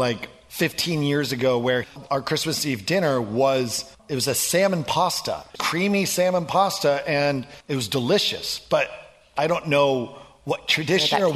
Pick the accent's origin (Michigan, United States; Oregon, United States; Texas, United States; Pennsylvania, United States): Oregon, United States; also born or lived in Los Angeles; now in Washington, United States; I grew up in Oregon